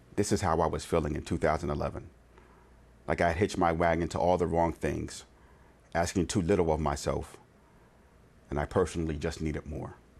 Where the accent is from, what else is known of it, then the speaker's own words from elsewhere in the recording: Conshohocken, Pennsylvania, United States; also born or lived in Norristown, Pennsylvania; Living in Conchock in P